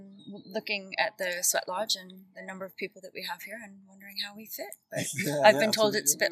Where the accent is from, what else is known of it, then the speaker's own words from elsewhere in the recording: United States; moved away as an adult; also born or lived in Netherlands; now in United Kingdom; Originally, I'm from the US. I'm living here. Been here now 17 years.